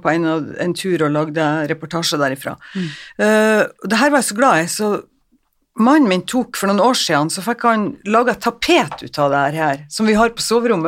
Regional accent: Northern Norway, Norway; jeg er nordlending

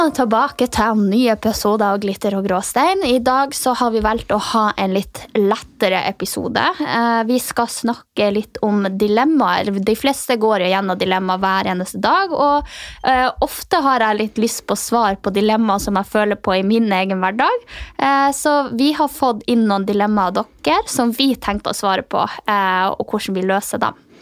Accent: Finnmark, Norway; siden jeg er fra Finnmark

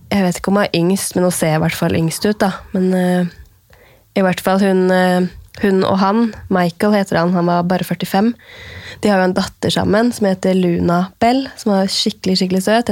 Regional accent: Norway; her hjemme i Norge

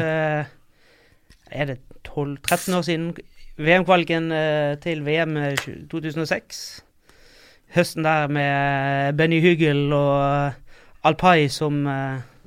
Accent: Bergen, Vestland, Norway; moved away as an adult; now in Oslo, Norway; jeg kommer fra Bergen. Uh, og har vel ja, bor her i Oslo nå et par år.

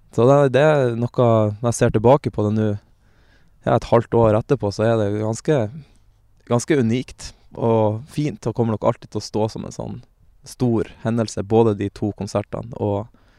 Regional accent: Lofoten, Nordland, Norway; moved away; jeg er fra Lofoten

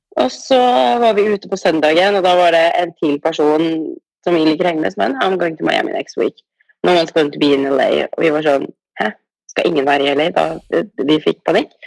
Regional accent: Norway; moved away as an adult; now in Los Angeles, United States; hjemme i Norge

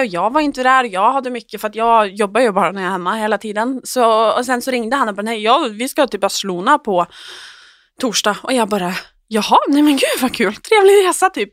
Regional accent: Oslo, Norway; jag är hemma i Oslo igen

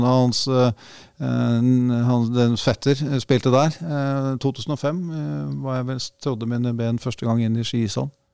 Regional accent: Sofiemyr, Akershus, Norway; jeg er født og oppvokst på Sofiumer, rett ved Sofiumerhallen.

